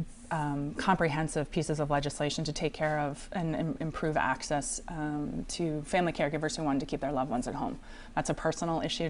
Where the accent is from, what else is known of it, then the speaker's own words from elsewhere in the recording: Cranston, Rhode Island, United States; now in Warwick, United States; I grew up in the district. I grew up in Cranston. I live in Warwick now.